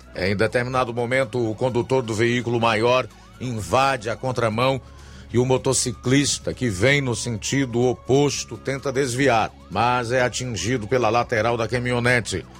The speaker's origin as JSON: {"language": "Portuguese", "region": "Ceará", "country": "Brazil", "said": "nós, como cearenses"}